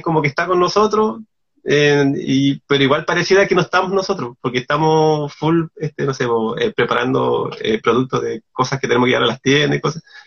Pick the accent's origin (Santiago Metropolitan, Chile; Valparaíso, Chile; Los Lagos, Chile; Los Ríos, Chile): Los Lagos, Chile; Castro; also born or lived in Puerto Montt; mi infancia, eh, mi infancia, adolescencia en Castro, en, específicamente como el sector de Gamboa, yo, yo, ahí me crecí